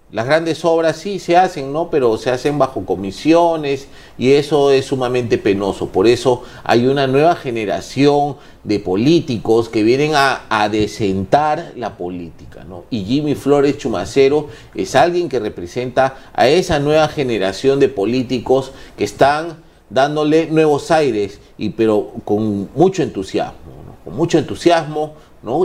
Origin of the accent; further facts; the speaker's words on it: Cerro Azul, Lima, Peru; yo soy de Cerro Azul